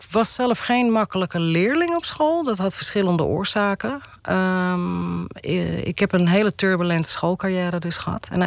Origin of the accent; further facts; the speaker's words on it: Amsterdam, North Holland, Netherlands; ben opgegroeid in Amsterdam-Oost.